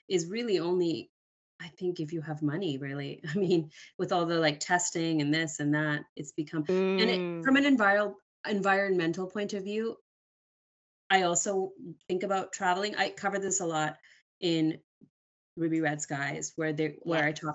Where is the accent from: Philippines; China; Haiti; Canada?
Canada; I was born in Canada